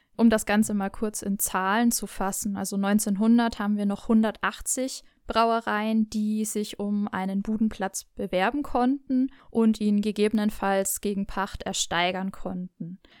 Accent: Nuremberg, Bavaria, Germany; accent: Franconian; bin ich wirklich gebürtige Nürnbergerin und werde heute sicherlich noch das ein oder andere Mal in meinen Heimatdialekt verfallen

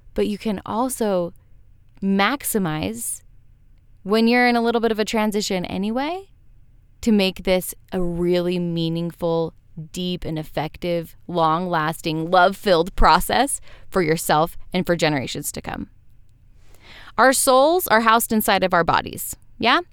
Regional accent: Western United States, United States; growing up in Western United States

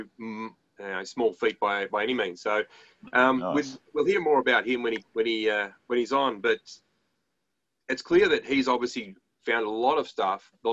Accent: Australia

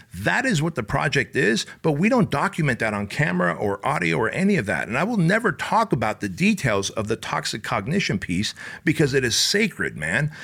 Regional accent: Santa Ana, California, United States; also born or lived in Soviet Union; I grew up in Santa Ana, Garden Grove, Westminster areas

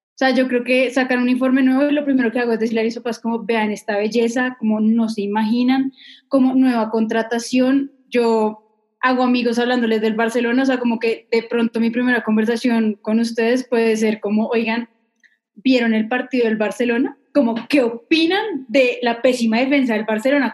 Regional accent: Manizales, Caldas, Colombia; yo nací en Manizales

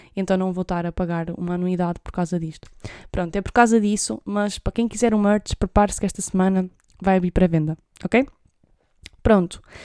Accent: Trás-os-Montes, Portugal; eu sou de Trás-os-Montes

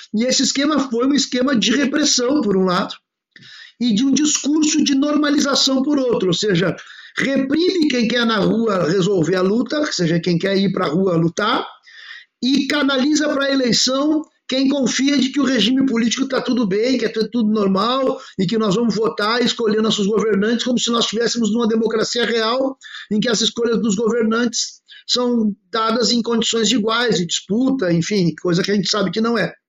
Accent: Porto Alegre, Rio Grande do Sul, Brazil; eu sou de Porto Alegre

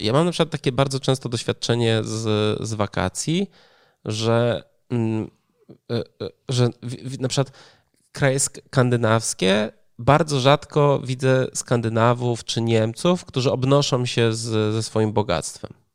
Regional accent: Poland; born or raised there

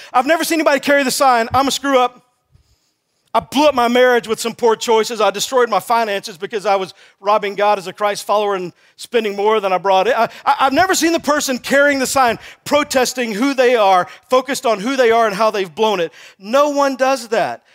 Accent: Texas, United States; I grew up in Texas

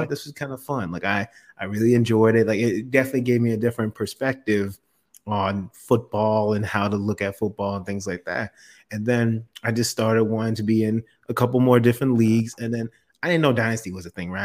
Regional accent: South Florida, United States; also born or lived in Orlando, Florida; I've been born and raised in Florida. So I'm from South Florida.

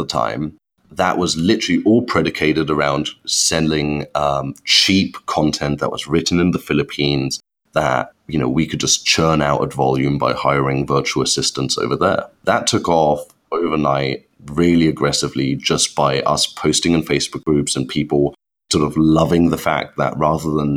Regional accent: Germany; moved away as an adult; now in United Kingdom; I'm actually born and brought up in Germany, which I hide extremely well. But when I moved to the UK, which is now about nine and a half years ago

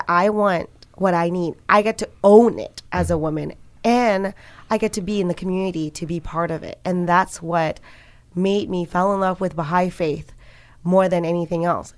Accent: Malaysia; when I was growing up in Malaysia

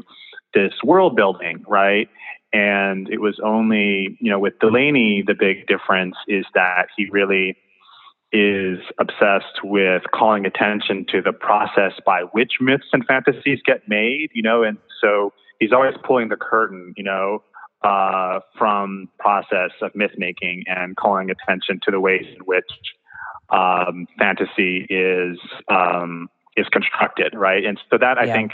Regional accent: Kenya; growing up in Kenya

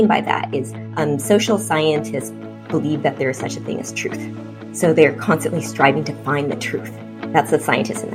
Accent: Seattle, Washington, United States; first language Vietnamese; also born or lived in Vietnam / United Kingdom; I was born in Vietnam. And I came to the U.S. with my parents as boat people in 1979. I was not quite 2 months old. And we settled in Seattle

